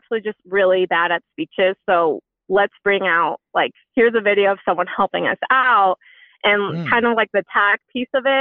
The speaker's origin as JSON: {"language": "English", "town": "San Diego", "region": "California", "country": "United States", "said": "I'm 29 and I'm from San Diego"}